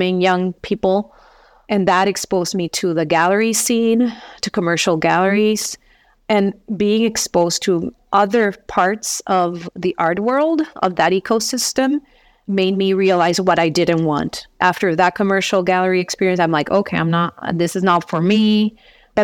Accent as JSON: {"language": "English", "town": "San Juan", "country": "Puerto Rico", "tie": "born or raised there", "also_born_or_lived": "Wisconsin", "moved": "as an adult", "said": "I was born in Puerto Rico, Rio Piedras, and lived there for my first 23 years of my life"}